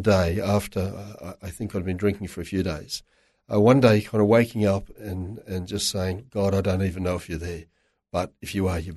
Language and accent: English; Toowoomba, Queensland, Australia; I was born in Toowoomba. Raised in Toowoomba in a very strong Catholic family.